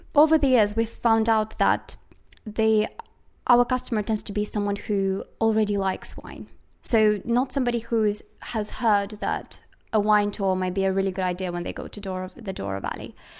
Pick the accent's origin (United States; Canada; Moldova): Moldova; I was born in Moldova